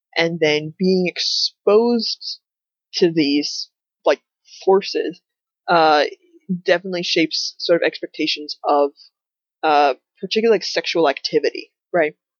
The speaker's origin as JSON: {"language": "English", "country": "United States", "said": "one of my identities is as an American"}